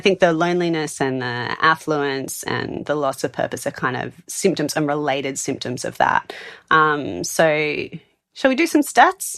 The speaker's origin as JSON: {"language": "English", "town": "Sydney", "region": "New South Wales", "country": "Australia", "tie": "born or raised there", "moved": "as an adult", "lives_now": "Adelaide, Australia", "said": "Sydney, where I moved from, which I also love and is my hometown"}